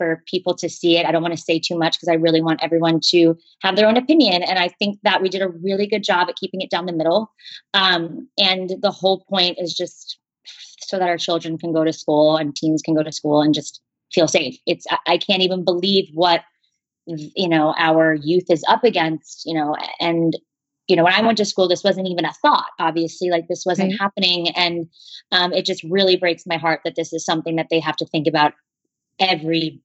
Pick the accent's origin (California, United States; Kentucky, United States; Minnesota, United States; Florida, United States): Florida, United States; Parkland; moved away; my hometown and to the hallways that I once walked down